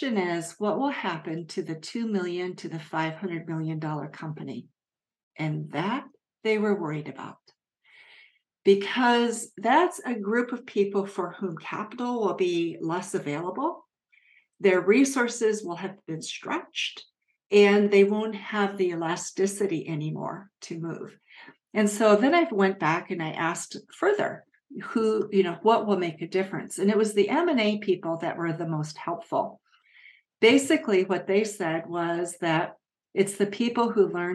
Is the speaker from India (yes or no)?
no; Japan; moved away; I grew up in Japan